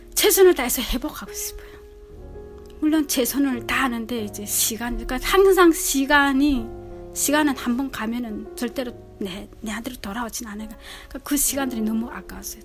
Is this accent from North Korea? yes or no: yes; North Korea; also born or lived in South Korea; now in Chicago, United States